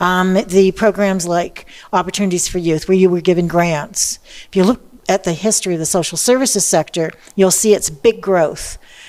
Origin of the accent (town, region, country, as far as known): Toronto, Ontario, Canada